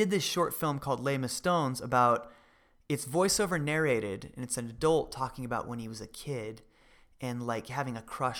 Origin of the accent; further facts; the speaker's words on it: Idaho, United States; Growing up in Idaho.